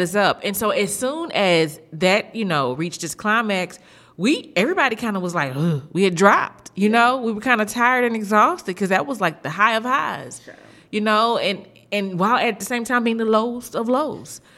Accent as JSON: {"language": "English", "town": "Houston", "region": "Texas", "country": "United States", "said": "I'm from Houston"}